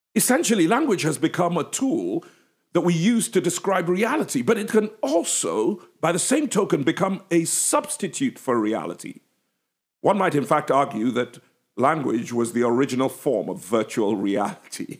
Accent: England, United Kingdom; accent: English

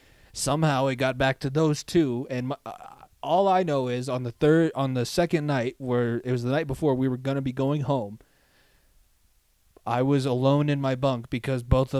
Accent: Thornton, Colorado, United States; I was passing like all the old baseball fields that I used to practice at when I was growing up. All of the places that we spent like most of my childhood before we moved from Thornton to here.

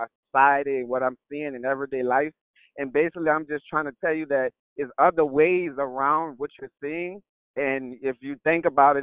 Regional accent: New Orleans, Louisiana, United States; I'm from New Orleans

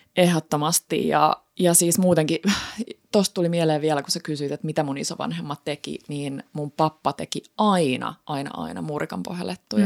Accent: Häme, Finland; Hämeestä, eli mistä mä oon kotoisin

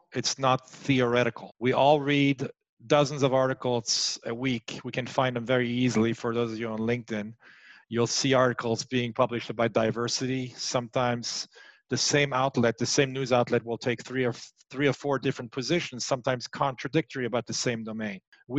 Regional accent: France; moved away as an adult; also born or lived in United States; I was born and raised in France. I'm half French, half German. I moved to the US in 1993 to launch my own startup

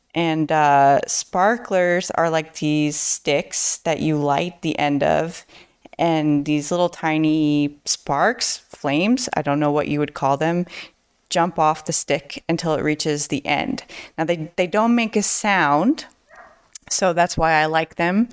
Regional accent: United States; I'm an American teacher

